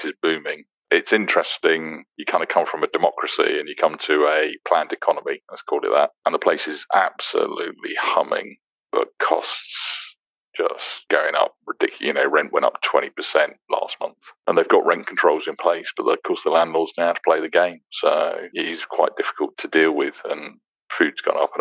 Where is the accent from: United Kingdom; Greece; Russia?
United Kingdom; Aylesbury, South East England; moved away as an adult; also born or lived in London / Plymouth / Bristol / Halifax; now in Dubai, United Arab Emirates; I was born in London, raised in Aylesbury, started work in Plymouth, moved to Bristol, moved to Halifax, moved to York, worked in Glasgow, London, Gibraltar, Luxembourg for a bit